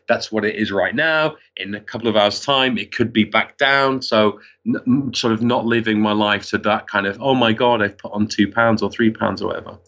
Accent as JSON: {"language": "English", "town": "Wigan", "region": "North West England", "country": "United Kingdom", "tie": "born or raised there", "also_born_or_lived": "Liverpool", "said": "I was born in Liverpool and I, I grew up in Wigan"}